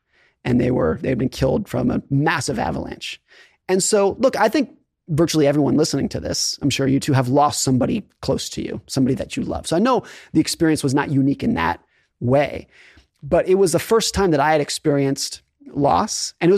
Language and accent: English; Lake Tahoe, California, United States; So I grew up skiing in Lake Tahoe, California, and I was a competitive ski racer.